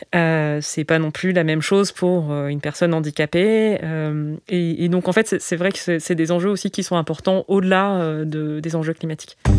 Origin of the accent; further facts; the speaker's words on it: Digne-les-Bains, Provence-Alpes-Côte d'Azur, France; Alors j'ai grandi à Digne, Digne-les-Bains, la préfecture des Alpes de Haute-Provence